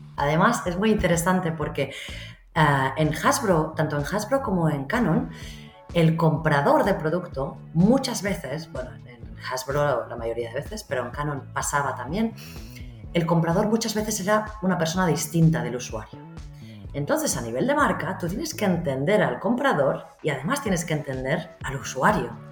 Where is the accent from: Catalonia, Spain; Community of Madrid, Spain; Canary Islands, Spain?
Catalonia, Spain; Barcelona; also born or lived in London; yo soy de Barcelona